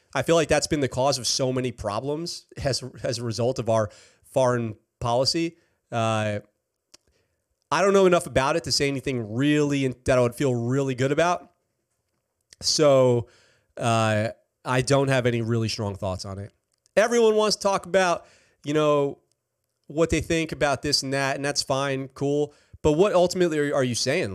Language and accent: English; New York, United States; I am from New York